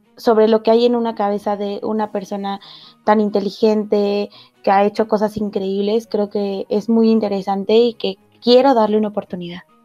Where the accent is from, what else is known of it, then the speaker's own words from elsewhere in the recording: northern Mexico, Mexico; accent: norteña; de repente se me sale como la norteña